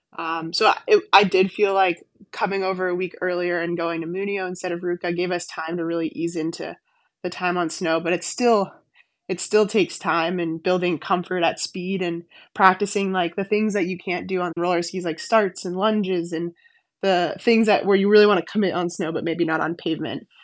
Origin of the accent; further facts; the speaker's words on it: Weston, Massachusetts, United States; I grew up skiing on the Weston Golf Course outside of Boston